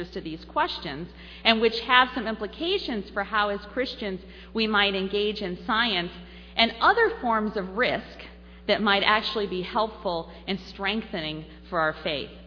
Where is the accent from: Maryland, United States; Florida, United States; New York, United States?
New York, United States; Trumansburg; I was actually raised in Trumansburg, New York, on a road called Podunk Road